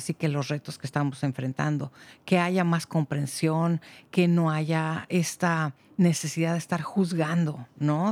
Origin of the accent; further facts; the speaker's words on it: Mexico; now in Marin County, United States; yo soy de México